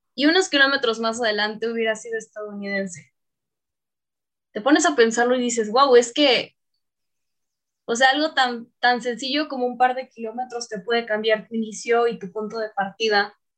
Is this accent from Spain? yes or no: no; Tabasco, Mexico; moved away; el ser tabasqueña me ha dado mucha calidez